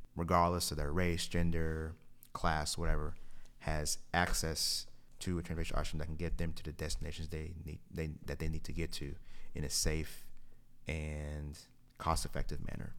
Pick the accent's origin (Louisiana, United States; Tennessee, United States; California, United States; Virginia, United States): Tennessee, United States; Kingsport; moved away; I was born and raised in Kingsport, Tennessee